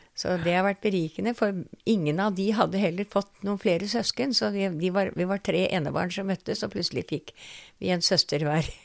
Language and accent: Norwegian; Eastern Norway, Norway; also born or lived in Oslo; da ble jeg født eh, nede på Østlandet, hvor hun arbeidet